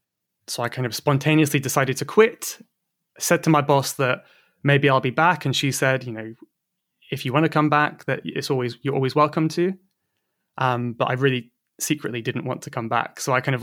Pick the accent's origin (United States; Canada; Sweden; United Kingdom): United Kingdom; South West England; So I'm from Cornwall. In the southwest of England.